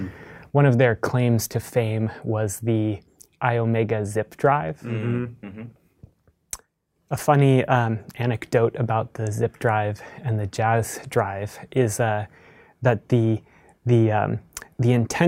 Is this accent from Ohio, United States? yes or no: yes; Columbus, Ohio, United States; I grew up in Columbus, Ohio.